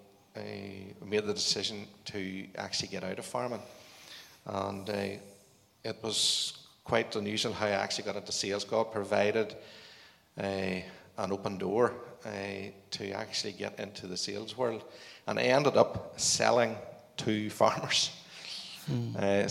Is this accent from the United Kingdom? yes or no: yes; Northern Ireland, United Kingdom; I was brought up on a farm, and I actually went to Greenmount Agricultural College